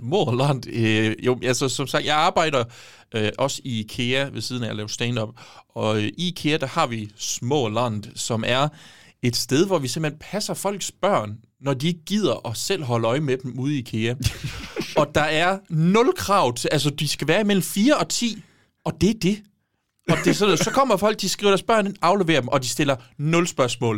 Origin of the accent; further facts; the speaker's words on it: Give, Southern Denmark, Denmark; moved away; jeg har brugt rigtig meget tid hjemme